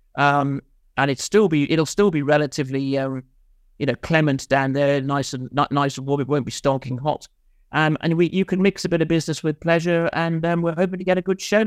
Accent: Wales, United Kingdom; also born or lived in Nottingham; now in London, United Kingdom; I was just a kid off the wreck from Wales, you know. I came from Mid-Wales

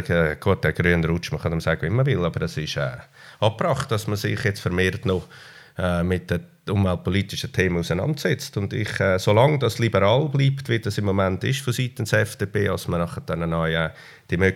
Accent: Switzerland; äh, ich glaube, die Heimat bei uns ist dem zufolge wichtig, dass wir äh, eine sehr stabile Heimat haben bei uns in der Schweiz.

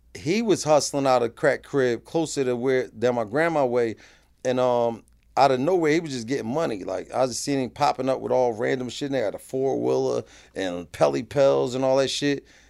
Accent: Philadelphia, Pennsylvania, United States; I'm from North Philly

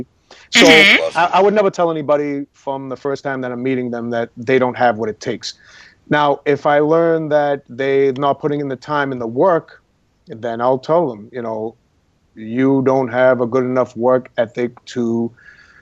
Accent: Boston, Massachusetts, United States; moved away as an adult; now in Los Angeles, United States; I am from Boston, Massachusetts, from a neighborhood called the North End of Boston

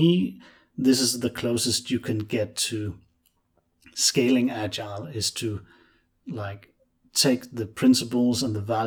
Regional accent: Denmark; I'm from Denmark.

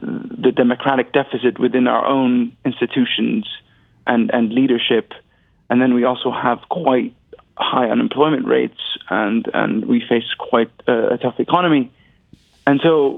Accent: Jericho, Palestine; also born or lived in Jerusalem; I was born in Jerusalem. I grew up between Jericho and Jerusalem. And I was part of the Oslo generation, so the generation of Palestinians that experienced the tail end of the First Intifada and the Second Intifada.

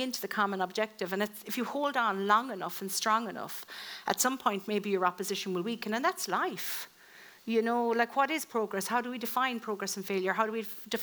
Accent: Ireland; being Irish

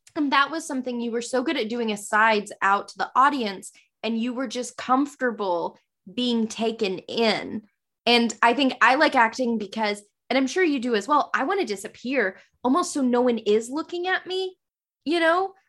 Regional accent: the South, United States; accent: Southern; my Southern accent

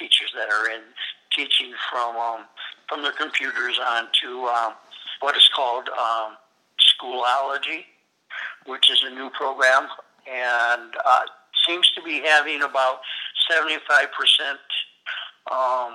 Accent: Berrien County, Michigan, United States; I grew up in Berrien County, which is right next to Cass County

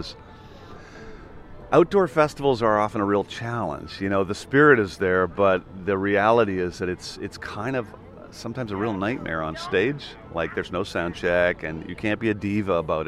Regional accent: Ireland; also born or lived in Vancouver, Canada; I moved to Ireland. But at that point, I was, you know, I moved there when I was six

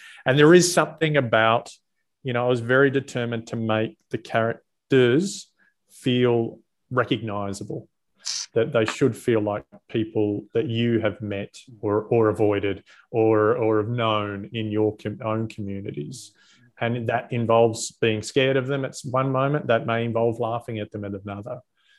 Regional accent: Australia; That was the moment as an Australian I felt the proudest.

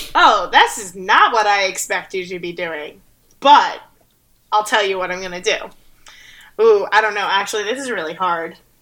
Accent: New Jersey, United States; I'm from New Jersey.

